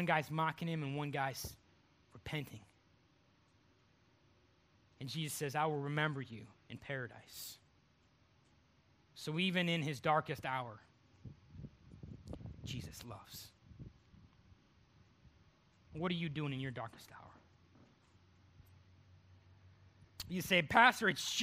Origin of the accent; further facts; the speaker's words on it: Cleveland, Ohio, United States; moved away as an adult; also born or lived in Texas; now in North Carolina, United States; I'm from Cleveland, Ohio.